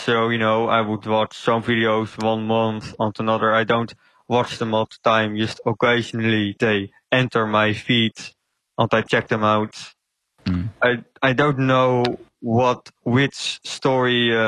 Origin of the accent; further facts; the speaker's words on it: Netherlands; I'm from the Netherlands.